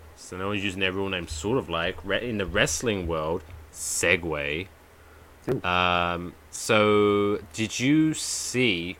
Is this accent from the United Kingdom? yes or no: yes; England, United Kingdom; now in New Jersey, United States; I'm I'm English.